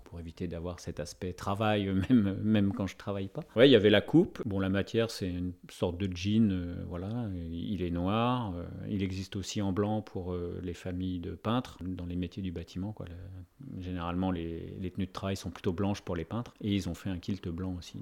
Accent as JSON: {"language": "French", "country": "France", "also_born_or_lived": "Morlaix", "said": "chez nous en France"}